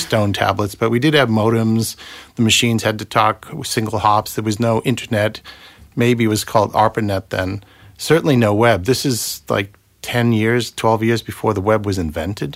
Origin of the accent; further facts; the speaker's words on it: Boston, Massachusetts, United States; accent: Bostonian; moved away as an adult; also born or lived in Silicon Valley / Chester; now in London, United Kingdom; my Bostonian accent